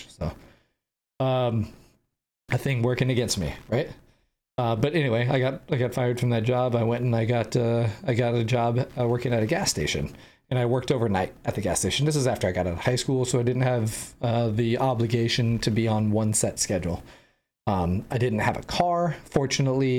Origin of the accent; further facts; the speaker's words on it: San Diego, California, United States; I grew up in San Diego